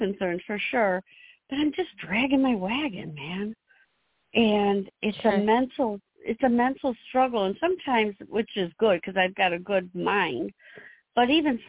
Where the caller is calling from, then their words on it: Illinois, United States; I'm calling from Illinois.